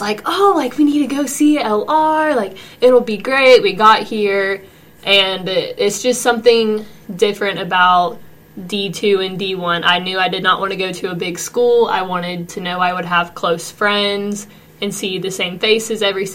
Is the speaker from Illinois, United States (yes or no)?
no; Franklin, North Carolina, United States; Franklin, North Carolina.